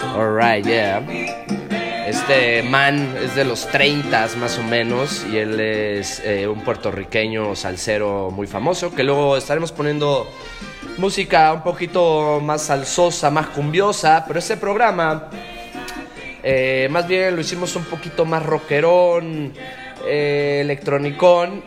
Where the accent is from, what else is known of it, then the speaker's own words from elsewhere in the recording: Mexico; also born or lived in Barranquilla, Colombia; Yo nací en Barranquilla, Colombia. Pero desde muy chico me vine a México, desde los tres